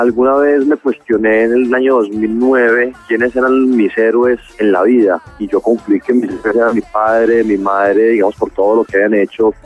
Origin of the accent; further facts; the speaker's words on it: Colombia; como colombianos